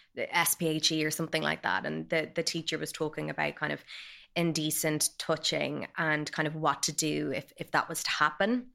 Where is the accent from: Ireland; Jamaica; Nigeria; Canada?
Ireland; Dublin, Leinster; I grew up in Dublin